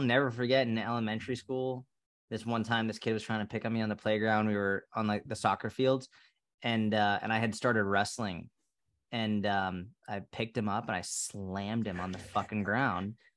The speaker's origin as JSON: {"language": "English", "town": "Sudbury", "region": "Massachusetts", "country": "United States", "tie": "born or raised there", "also_born_or_lived": "Somerville, Massachusetts / Boston, Massachusetts / Tel Aviv, Israel / New York, United States", "moved": "as an adult", "said": "I grew up in Sudbury"}